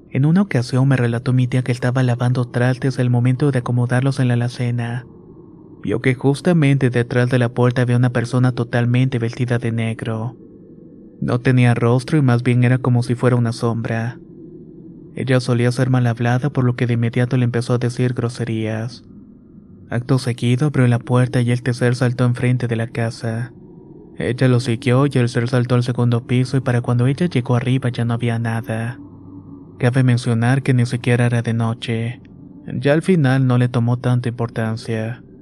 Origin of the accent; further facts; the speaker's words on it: Ecatepec, State of Mexico, Mexico; Soy originario de Catepec, Estado de México. Tengo 27 años, pero mi historia se remonta cuando tenía 15.